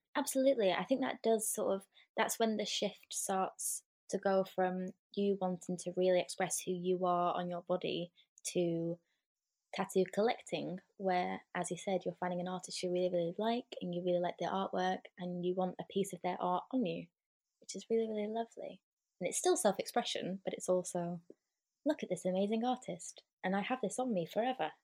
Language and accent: English; Lancashire, North West England, United Kingdom; I am from the North, Lancashire, in England